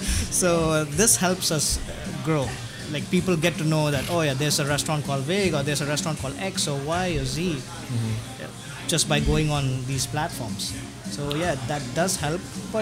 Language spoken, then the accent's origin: English; India; I'm Indian.